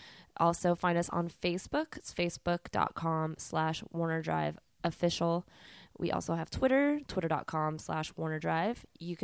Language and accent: English; Los Angeles, California, United States; I am from LA as well